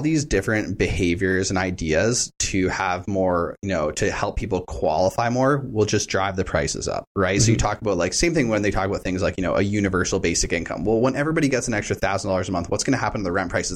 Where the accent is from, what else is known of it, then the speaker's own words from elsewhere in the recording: Hamilton, Ontario, Canada; I wasn't born in Hamilton, but I grew up in Hamilton